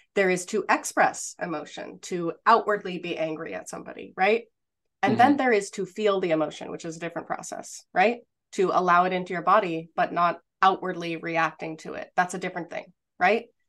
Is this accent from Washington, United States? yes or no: no; outside Los Angeles, Southern California, United States; I grew up outside Los Angeles in Southern California